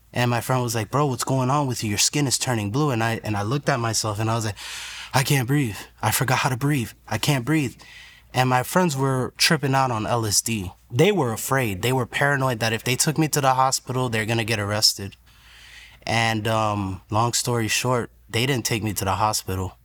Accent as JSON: {"language": "English", "area": "Broward County", "region": "Florida", "country": "United States", "tie": "born or raised there", "also_born_or_lived": "New York", "said": "I was born in New York, raised in Broward County"}